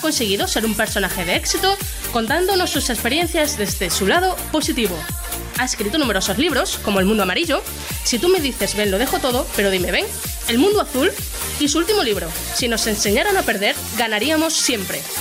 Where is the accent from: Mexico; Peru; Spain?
Spain; Extremadura; nosotros somos extremeños